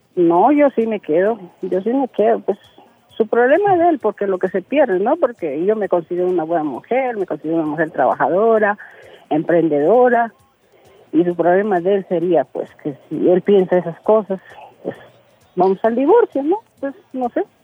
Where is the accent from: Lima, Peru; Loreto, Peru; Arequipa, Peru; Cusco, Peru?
Loreto, Peru; Soy del departamento de Loreto